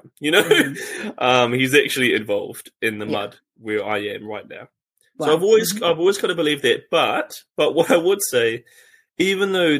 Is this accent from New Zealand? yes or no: yes; New Zealand; also born or lived in Cambodia; I became different than a typical New Zealand boy. And so when I came back from Cambodia when I was 16 to New Zealand